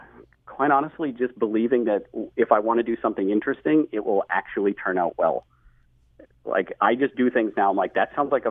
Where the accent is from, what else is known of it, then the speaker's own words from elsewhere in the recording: New England, United States; Yeah, I grew up in New England.